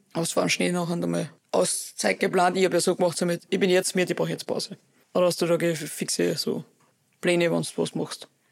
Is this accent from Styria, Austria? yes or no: yes; Oberwölz, Styria, Austria; wir haben bei uns in Oberwürz einen Kletterpark